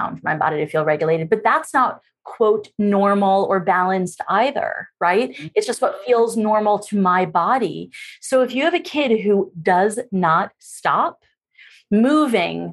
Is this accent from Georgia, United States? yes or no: no; New York, United States; I'm actually from New York